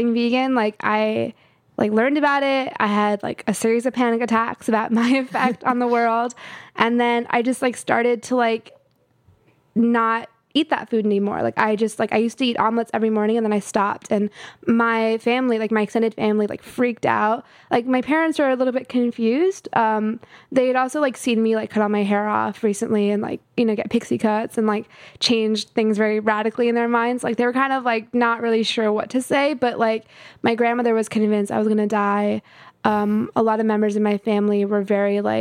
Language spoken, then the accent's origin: English; California, United States; also born or lived in Houston, Texas / Atlanta, Georgia / Colorado; from like seven onwards, I was in California